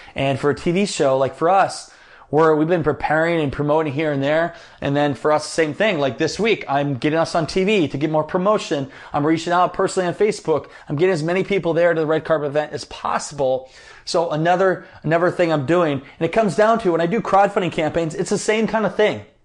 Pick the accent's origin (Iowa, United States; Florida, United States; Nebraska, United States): Iowa, United States; I'm from Iowa, kinda Midwestern connection there